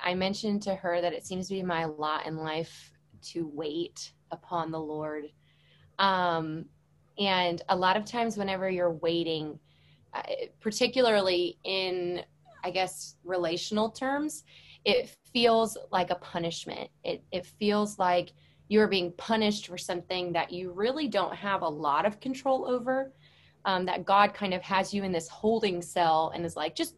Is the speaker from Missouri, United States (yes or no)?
yes; St. Louis, Missouri, United States; moved away as an adult; now in Oxford, Mississippi, United States; I am originally from St. Louis, Missouri